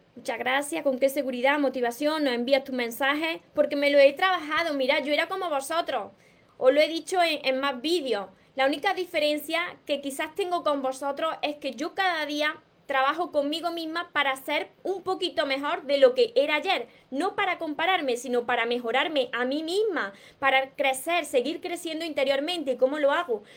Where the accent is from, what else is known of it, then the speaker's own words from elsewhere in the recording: Córdoba, Andalusia, Spain; soy de Córdoba. Por eso me como la S. Por eso hablo de esta manera